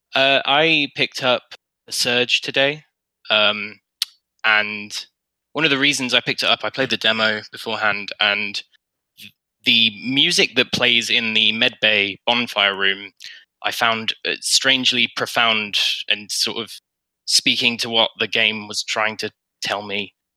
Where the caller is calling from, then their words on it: United Kingdom; I'm calling from the United Kingdom.